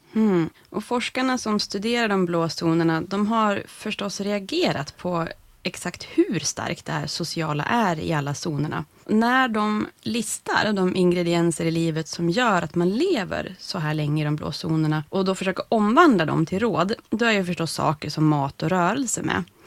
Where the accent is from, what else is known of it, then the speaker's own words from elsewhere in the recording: Norrland, Sweden; som norrlänning